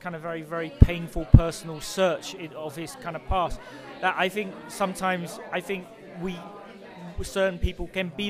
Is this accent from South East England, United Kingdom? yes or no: no; London, United Kingdom; I mean, I grew up, you know, I grew up in London, Britain, and I feel very British